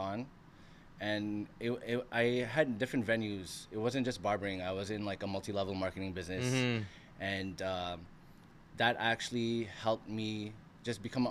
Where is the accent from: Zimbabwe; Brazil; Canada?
Canada; Montreal, Quebec; I was born and raised in Montreal, Canada